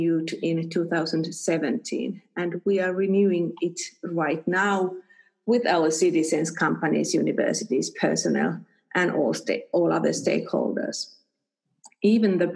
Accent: Espoo, Uusimaa, Finland; I was born and raised in Espoo and I have lived most of my life here in Espoo

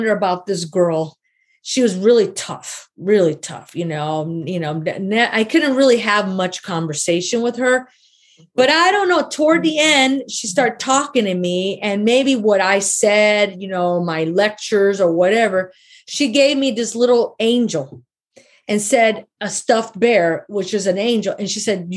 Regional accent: Chicago, Illinois, United States; moved away as an adult; I'm from Chicago and I'm staying out here in the middle of nowhere

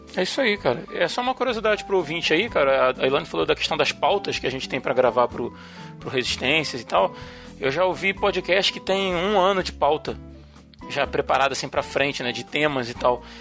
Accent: Rio de Janeiro, Brazil; accent: carioca (Rio); o nosso sotaque do Rio

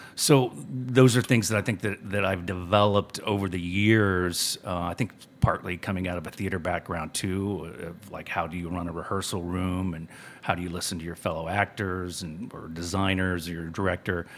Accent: Cuero, Texas, United States; also born or lived in West Virginia; when I moved from West Virginia, I was seven years old, and I moved to this small town called Cuero

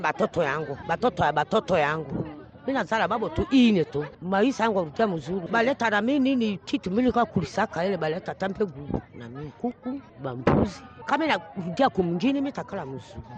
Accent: Mangala, Ituri, DR Congo; moved away as an adult; now in Bunia, Democratic Republic of the Congo; Mimi natoka kule kwa Mangala

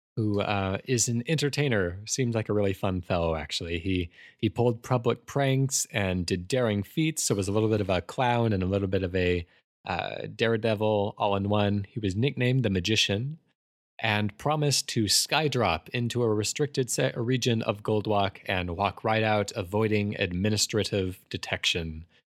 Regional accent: United States; I am painfully American

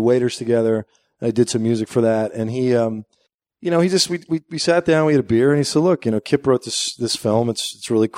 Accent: New Jersey, United States; moved away as an adult; also born or lived in New York City; I grew up just outside of New York City and in New Jersey. I'm from Jersey.

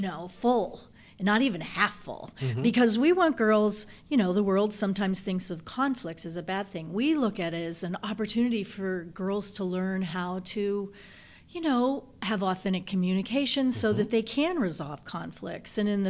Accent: Southern United States, United States; accent: Southern; Well, that's because I'm a Southerner. It just kind of comes out. Can't say Savannah with a Michigan accent.

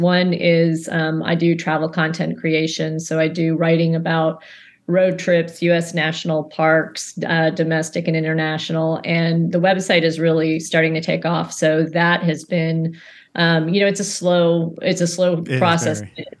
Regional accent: Maryland, United States; born there; So I was born on Andrews Air Force Base.

